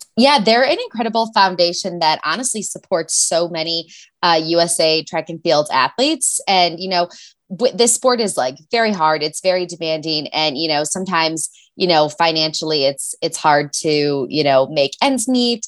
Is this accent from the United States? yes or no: yes; Chicago, Illinois, United States; moved away as an adult; also born or lived in Washington; now in Boulder, United States; I'm from Chicago